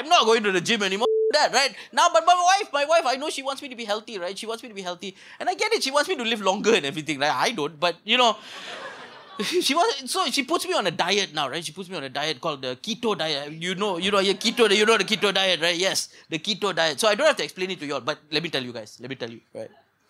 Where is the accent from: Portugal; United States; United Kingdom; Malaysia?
Malaysia; You cannot eat rice as a Malaysian Indian.